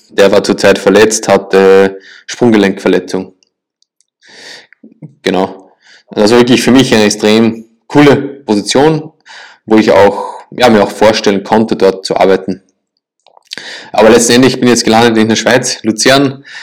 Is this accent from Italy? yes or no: no; Linz, Upper Austria, Austria; also born or lived in Salzburg; Ja, ich komme ursprünglich aus Österreich, aus Linz. Also die meisten kennen Linz mit Lask Linz.